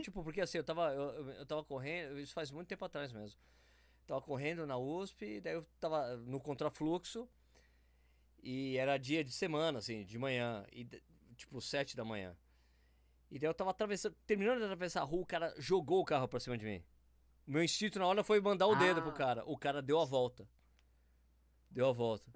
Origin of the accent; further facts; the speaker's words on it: São Paulo, Brazil; moved away; eu sou paulistano, né? Morava em São Paulo.